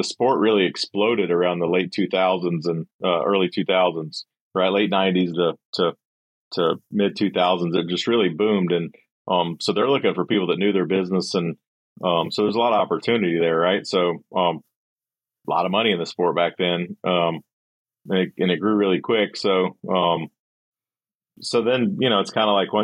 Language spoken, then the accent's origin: English; Gulf Coast of Alabama, United States; I grew up down on the Gulf Coast of Alabama